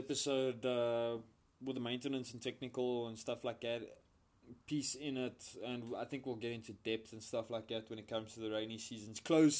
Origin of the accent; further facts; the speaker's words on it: West Rand, Gauteng, South Africa; We both hail from the West Rand.